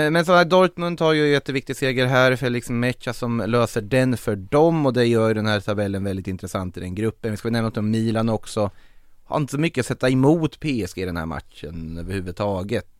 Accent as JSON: {"language": "Swedish", "town": "Norrköping", "region": "Östergötland", "country": "Sweden", "tie": "born or raised there"}